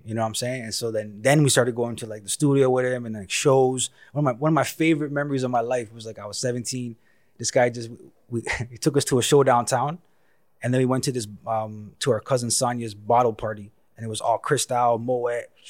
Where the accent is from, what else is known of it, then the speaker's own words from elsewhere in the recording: Toronto, Ontario, Canada; also born or lived in West End, Toronto / East End, Toronto; I was more like in North York for the longest period of time